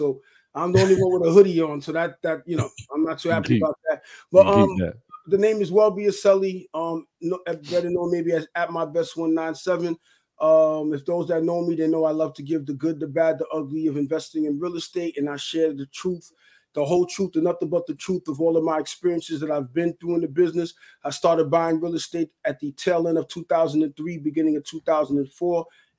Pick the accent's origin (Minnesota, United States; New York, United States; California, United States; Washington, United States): New York, United States; also born or lived in Haiti; I'm born and raised in New York, America, okay. But I'm from Haiti.